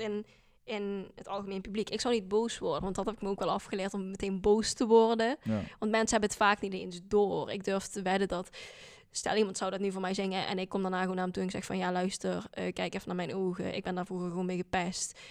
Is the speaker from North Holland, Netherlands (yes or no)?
no; Landgraaf, Limburg, Netherlands; accent: Limburgish dialect; first language Dutch; also born or lived in South Korea / Scotland; now in Maastricht, Netherlands; ik ben geboren in Zuid-Korea en ehm, opgegroeid in Landgraaf in Limburg